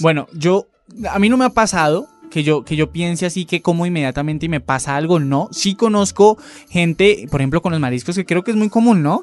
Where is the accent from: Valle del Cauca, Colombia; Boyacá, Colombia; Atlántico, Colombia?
Valle del Cauca, Colombia; Cali; moved away; yo soy de Cali